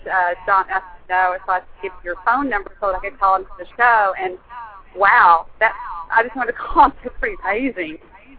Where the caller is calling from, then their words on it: Dallas, Texas, United States; I gotta tell you, I'm driving in a convertible in Dallas, 35 North, so I hope you can hear me